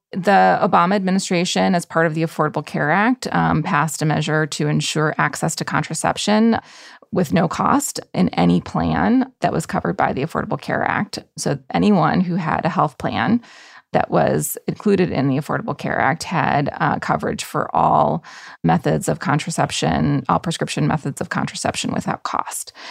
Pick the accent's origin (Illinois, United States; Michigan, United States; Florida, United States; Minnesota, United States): Michigan, United States; Michigan is a possibility, my home state